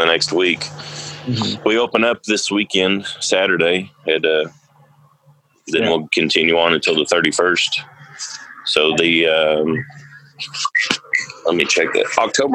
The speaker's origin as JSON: {"language": "English", "town": "Adair", "region": "Oklahoma", "country": "United States", "tie": "born or raised there", "also_born_or_lived": "Anchorage, Alaska", "said": "Born and raised in Adair, lived here all my life except for about a year. We lived in Anchorage, Alaska"}